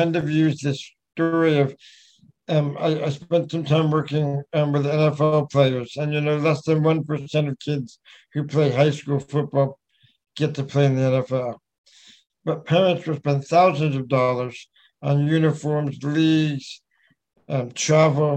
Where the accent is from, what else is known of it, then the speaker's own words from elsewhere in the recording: New York, United States; I was born in New York